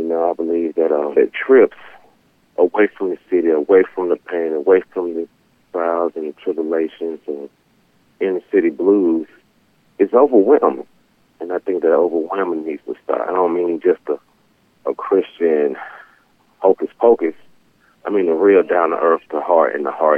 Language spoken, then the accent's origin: English; Atlanta, Georgia, United States; I'm from Atlanta, Georgia. I grew up and was raised there in the wonderful city of Atlanta